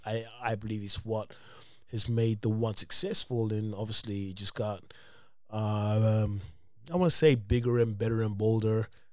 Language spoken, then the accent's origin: English; London, United Kingdom; moved away as an adult; now in United States; I'm from England